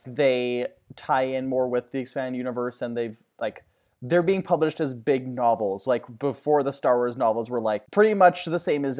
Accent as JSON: {"language": "English", "region": "Alberta", "country": "Canada", "said": "And I'm from Alberta."}